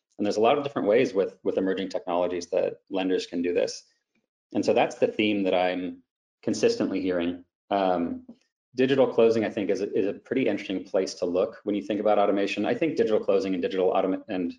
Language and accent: English; Southern California, United States; I grew up in Southern California